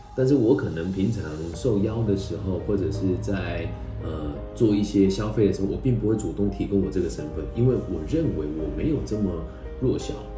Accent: Taiwan; also born or lived in Mainland China; 我是，呃，在台湾土生土长的年轻人，但是从这个大陆搬过来，所以我从小到大都是炎黄子孙

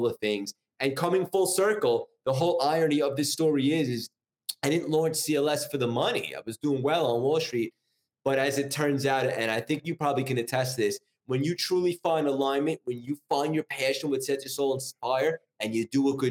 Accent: New York, United States; also born or lived in Connecticut; I'm from New York, born and raised. I've been here my whole life, essentially, except for college

